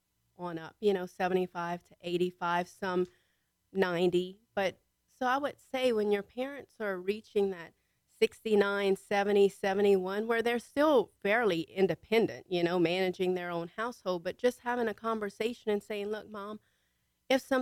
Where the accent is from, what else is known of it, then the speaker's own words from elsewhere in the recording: Louisiana, United States; moved away as an adult; also born or lived in Montgomery County, Texas; now in Conroe, United States; I'm from Louisiana, so I know parishes. And I've been here 5 years